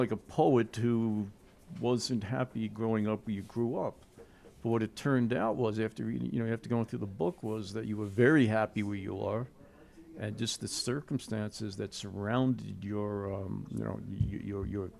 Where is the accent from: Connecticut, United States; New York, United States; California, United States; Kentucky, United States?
New York, United States; South Bellmore; I grew up in South Belmore